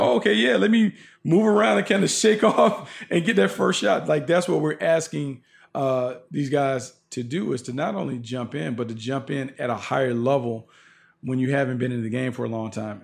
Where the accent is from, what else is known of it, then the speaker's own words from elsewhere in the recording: Raleigh, North Carolina, United States; I'm from Raleigh